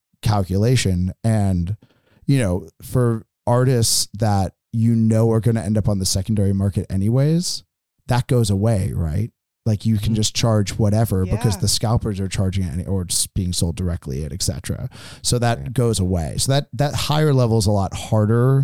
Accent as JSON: {"language": "English", "town": "Boston", "region": "Massachusetts", "country": "United States", "also_born_or_lived": "San Francisco", "moved": "as an adult", "lives_now": "Eugene, United States", "said": "where I'm from Boston"}